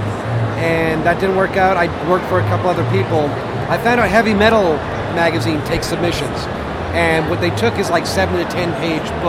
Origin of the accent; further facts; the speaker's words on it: New England, United States; I grew up in the New England